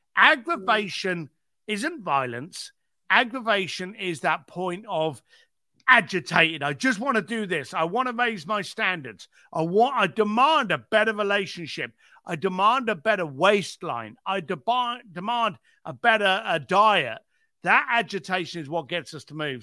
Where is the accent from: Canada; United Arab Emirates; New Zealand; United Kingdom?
United Kingdom; London; moved away as an adult; now in Los Angeles, United States; I was a bricklayer from East London